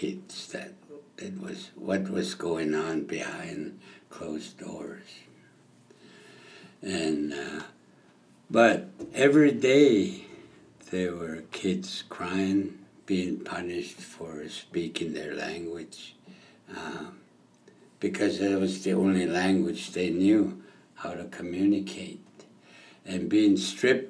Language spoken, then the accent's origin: English; Blood Reserve, Alberta, Canada; also born or lived in California / Phoenix, Arizona; I'm from the Blood Reserve